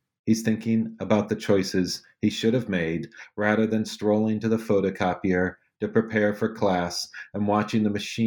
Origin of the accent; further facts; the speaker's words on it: Northeast Ohio, United States; I grew up in Northeast Ohio